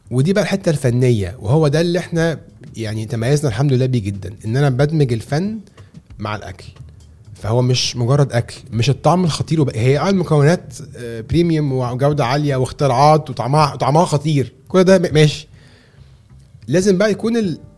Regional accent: Egypt; احنا كمصريين بنحب نخش على

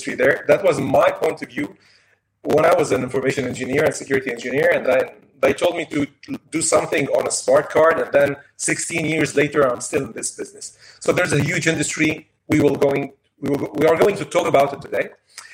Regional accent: Lebanon; moved away as an adult; now in France; I'm from Lebanon also. I worked in Lebanon, studied in Lebanon, then came to France, and today I'm in France.

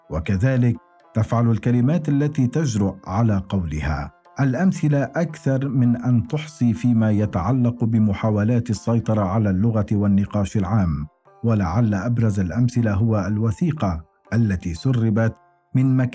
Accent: Palestine; now in Germany; لماذا يجب علي كفلسطيني يعيش في المانيا ان ادفع هذا الثمن

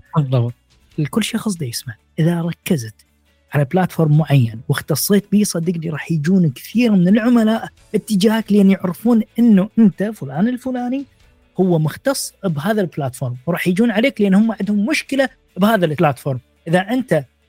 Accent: Iraq; born or raised there; now in Bucharest, Romania

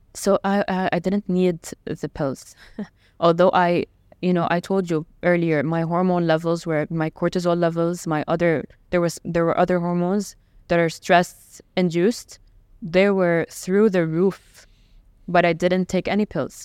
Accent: Jeddah, Makkah Province, Saudi Arabia; also born or lived in Lebanon / Riyadh; now in Dubai, United Arab Emirates; my hometown. To back to Jeddah

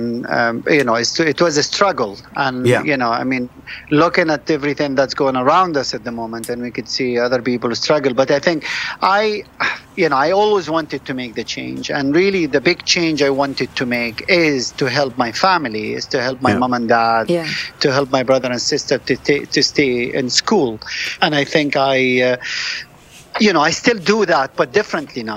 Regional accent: Jordan; English is a second language; moved away as an adult; also born or lived in Kuwait / London, United Kingdom / Edinburgh, United Kingdom; I was born in Kuwait. I was born in Kuwait from a refugee parents who seek refuge from Palestine to Jordan. So we lived in a refugee camp

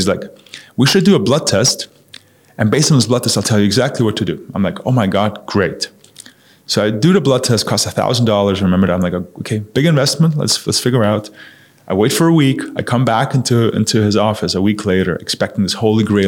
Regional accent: Munich, Bavaria, Germany; moved away as an adult; also born or lived in New York; I grew up in Germany, in Munich

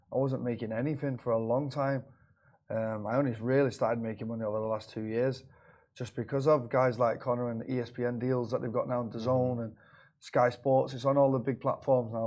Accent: Manchester, North West England, United Kingdom; moved away as an adult; now in Dubai, United Arab Emirates; I'm from Manchester in England.

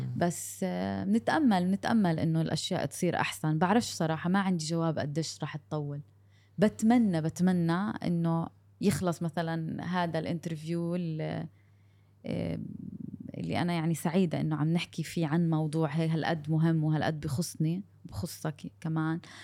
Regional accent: Gaza, Gaza Strip, Palestine; moved away; انا من غزه

